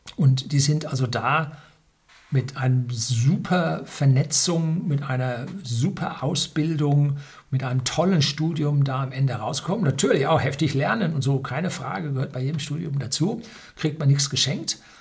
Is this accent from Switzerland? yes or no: no; Germany; bei uns in Deutschland